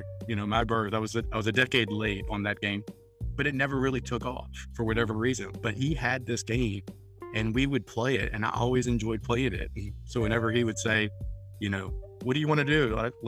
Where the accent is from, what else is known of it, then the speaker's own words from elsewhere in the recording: New Orleans, Louisiana, United States; moved away as an adult; now in Vestavia Hills, United States; I'm originally from the New Orleans area. I was born and raised there.